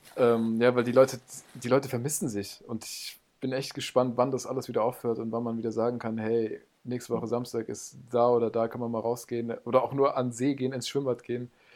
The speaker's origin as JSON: {"language": "German", "town": "Munich", "region": "Bavaria", "country": "Germany", "tie": "born or raised there", "moved": "yes", "lives_now": "Mainz, Germany", "said": "aber in München aufgewachsen"}